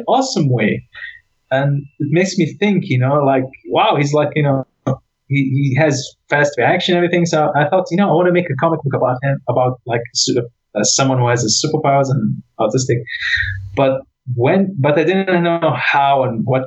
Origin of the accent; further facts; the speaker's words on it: Iraq; moved away; I'm from Iraq